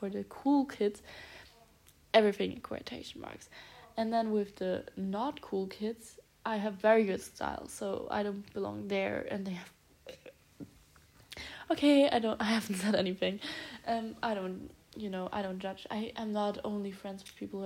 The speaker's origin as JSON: {"language": "English", "town": "Stuttgart", "region": "Baden-Württemberg", "country": "Germany", "tie": "born or raised there", "moved": "yes", "said": "I'm going to Stuttgart, back to my hometown"}